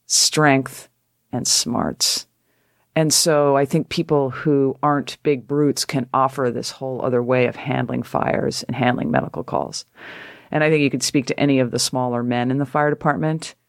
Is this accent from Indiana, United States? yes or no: no; Connecticut, United States; I'm a girl from Connecticut